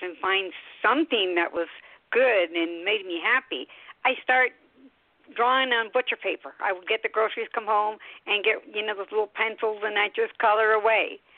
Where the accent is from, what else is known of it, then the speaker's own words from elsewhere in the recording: Sacramento levee, California, United States; first language Spanish; English is a second language; I was born on a ranch. My parents were born in Mexico. I was first-generation Mexican-American. So I spoke no English, and then we had no neighbors. So my playground was a levee, Sacramento levee